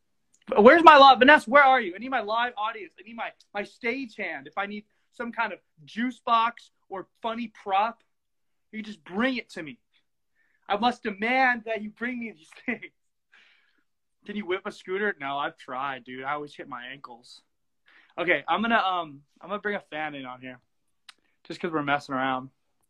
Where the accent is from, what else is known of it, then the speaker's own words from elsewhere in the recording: Texas, United States; now in Southern California, United States; I was actually born in Texas